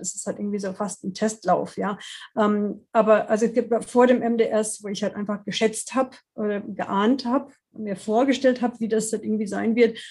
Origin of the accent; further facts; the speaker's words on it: Washington, District of Columbia, United States; German is a second language; moved away as an adult; now in Freiburg, Germany; ich komme ursprünglich aus den USA, aus Washington, D.C. und bin zum Studium ähm, 88 nach Deutschland gekommen